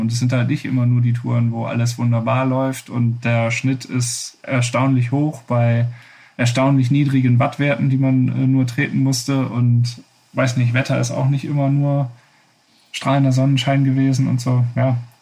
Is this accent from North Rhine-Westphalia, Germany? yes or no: yes; Wuppertal, North Rhine-Westphalia, Germany; meine Heimatstadt Wuppertal